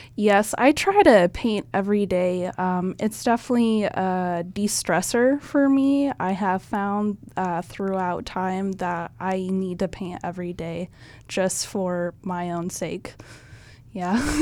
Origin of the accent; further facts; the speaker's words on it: Firth, Nebraska, United States; I actually grew up in Firth, Nebraska. It's just a small town south of Lincoln.